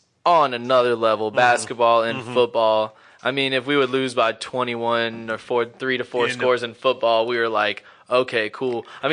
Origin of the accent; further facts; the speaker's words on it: Chico, California, United States; moved away; So I'm originally from Northern California. So I'm from Chico, California.